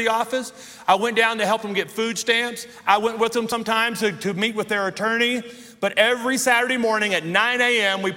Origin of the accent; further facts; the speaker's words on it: Shreveport, Louisiana, United States; That's where I grew up in Louisiana, super racist, bigoted area of the world, and that's where I was born